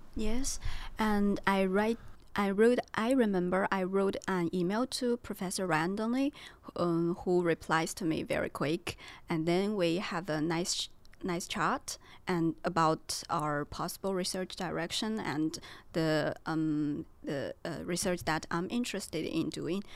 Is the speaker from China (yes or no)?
yes; China; moved away as an adult; now in Belfast, United Kingdom; I'm a second year P H student from China